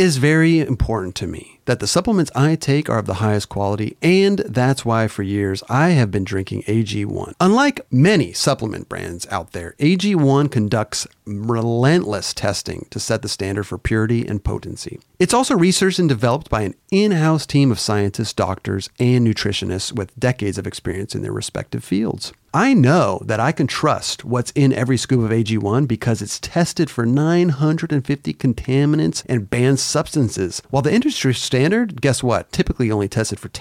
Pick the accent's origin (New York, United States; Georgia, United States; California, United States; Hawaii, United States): California, United States; Southern; the closest skate park to me growing up was Santa Barbara Powell Skate Zone, about 2 hours away